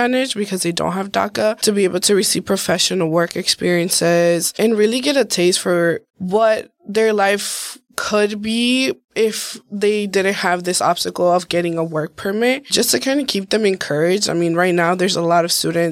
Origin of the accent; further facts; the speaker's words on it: Milwaukee, Wisconsin, United States; also born or lived in Guadalajara, Jalisco, Mexico; I've grown up in Milwaukee, pretty much lived here my entire life, but I was born in Mexico. I was born in Guadalajara, Jalisco, and I came over here just under the age of two.